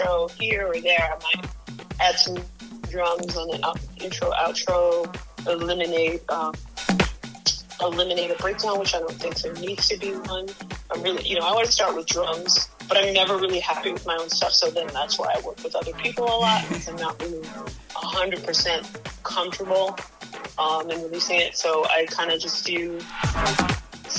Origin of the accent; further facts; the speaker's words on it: Midwest, United States; as a Midwesterner